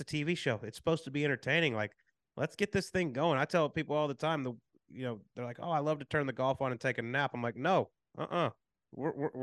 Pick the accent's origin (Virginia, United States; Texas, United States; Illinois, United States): Texas, United States; Pilot Point; growing up in Pilot Point, Texas, with no golf course, real small country town